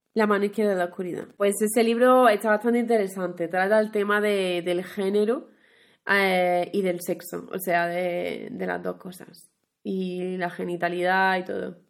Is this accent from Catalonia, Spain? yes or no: no; Huelva, Andalusia, Spain; accent: western Andalusian; moved away; yo que soy de Huelva, pues por esa zona, en vez de vosotros, usamos ustedes